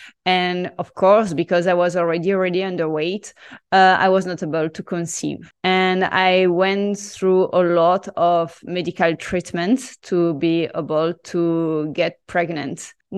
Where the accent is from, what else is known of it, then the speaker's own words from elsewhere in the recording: Marseille, Provence-Alpes-Côte d'Azur, France; English is a second language; So I'm so French, and I grew up in Marseille having traditional Mediterranean diet.